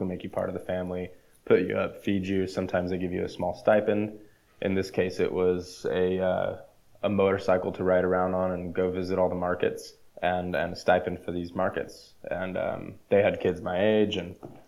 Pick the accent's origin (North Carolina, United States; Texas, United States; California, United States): California, United States; El Dorado Hills; growing up in El Dorado Hills, it was kind of pre-development when I moved up there